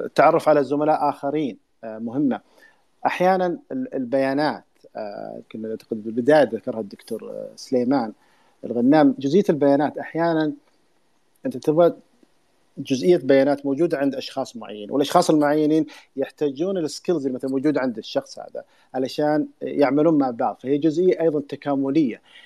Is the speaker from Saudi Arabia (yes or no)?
yes; Saudi Arabia; احنا عندنا في السعودية